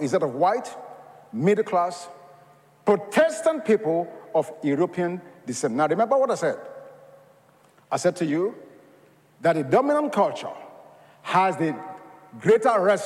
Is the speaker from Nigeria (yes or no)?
yes; Nigeria; now in United States; I was born in Nigeria of Yoruba culture